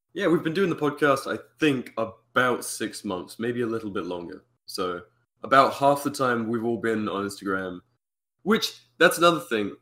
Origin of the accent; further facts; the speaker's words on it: United Kingdom; being British